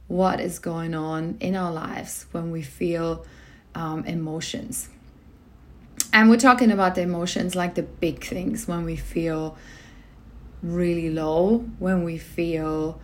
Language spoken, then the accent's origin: English; Germany; now in Australia; I was born in Germany. So this is where part of my family is.